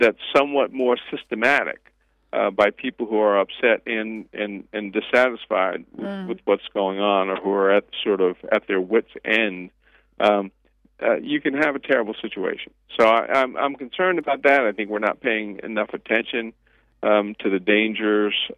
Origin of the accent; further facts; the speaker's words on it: Montclair, New Jersey, United States; I grew up in New Jersey, so I lived in Montclair